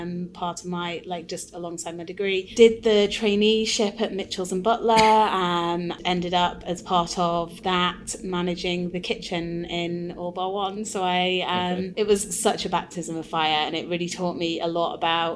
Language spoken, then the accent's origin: English; Blackpool, North West England, United Kingdom; now in Scotland, United Kingdom; I'm from Blackpool, and my granddad used to own a rock factory